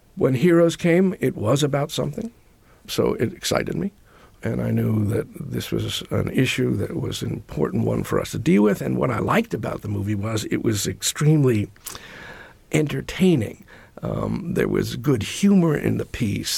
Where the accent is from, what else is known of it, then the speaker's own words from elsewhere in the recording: New York City, New York, United States; I grew up in New York.